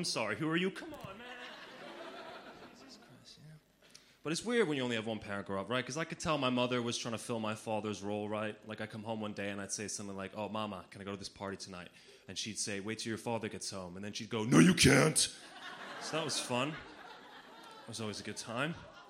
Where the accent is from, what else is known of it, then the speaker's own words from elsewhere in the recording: Slovenia; But I grew up in Slovenia as a child of an only parent, which is kind of interesting.